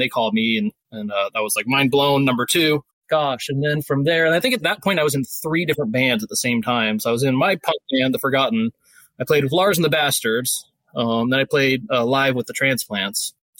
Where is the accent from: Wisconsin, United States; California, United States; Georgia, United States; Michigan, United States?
California, United States; also born or lived in San Francisco / Los Angeles; I was born and raised in California, bounced around between San Francisco and LA most of my life.